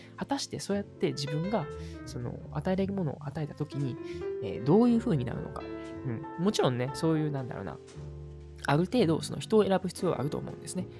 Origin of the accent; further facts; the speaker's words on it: Uji, Kyoto, Japan; 僕の地元である宇治市